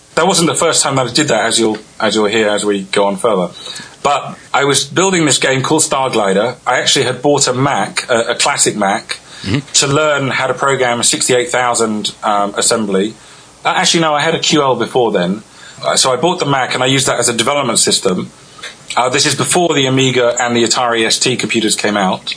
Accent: England, United Kingdom; I'm from I'm from England.

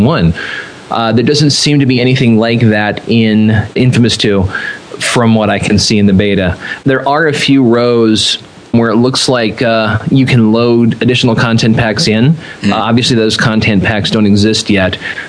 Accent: California, United States; I am originally from the West Coast. I'm from all over California.

